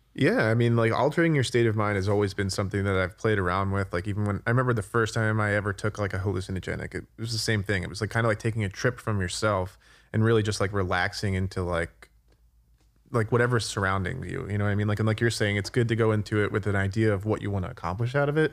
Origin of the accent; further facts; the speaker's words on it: New Jersey, United States; I'm also from New Jersey